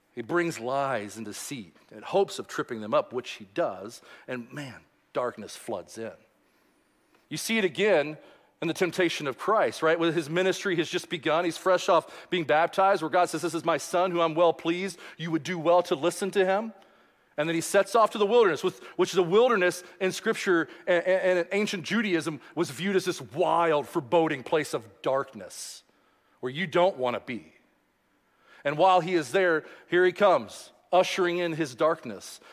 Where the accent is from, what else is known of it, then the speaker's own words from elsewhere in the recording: Louisville, Kentucky, United States; growing up in Louisville, Kentucky